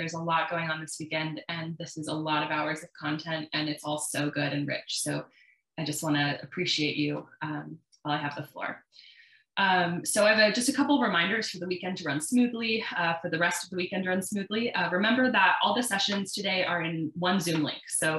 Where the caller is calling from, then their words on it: Las Vegas, Nevada, United States; she, her. I'm calling in from Las Vegas, Nevada, which is land of the Southern Paiute people.